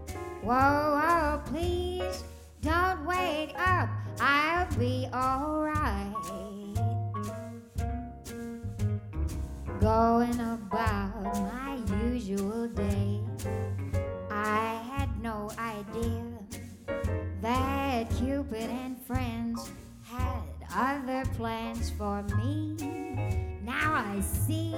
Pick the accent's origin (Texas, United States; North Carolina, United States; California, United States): Texas, United States; I'm from Texas